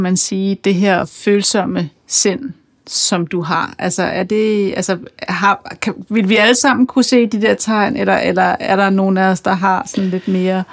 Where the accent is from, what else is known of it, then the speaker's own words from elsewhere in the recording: Kokkedal, Capital Region of Denmark, Denmark; jeg er fra Kokkedal